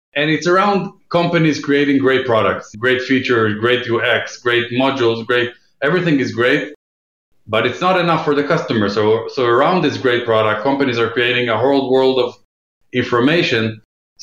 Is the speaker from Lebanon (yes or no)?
no; Israel; moved away as an adult; now in New York, United States; I'm based in New York right now. I grew up in Israel.